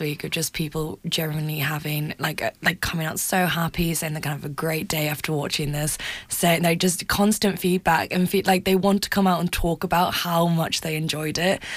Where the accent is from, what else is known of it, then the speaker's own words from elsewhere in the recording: Newcastle upon Tyne, North East England, United Kingdom; I'm from Newcastle and it's my home